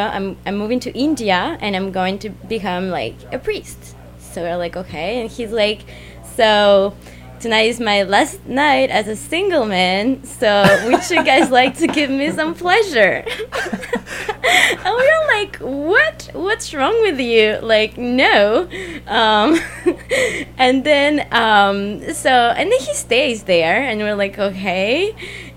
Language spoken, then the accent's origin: English; Argentina; moved away as an adult; also born or lived in Paris, France; now in Montreal, Canada; I was born in Paris. I was raised in Argentina, and then I moved to Montreal, and I've been living here for 6 months.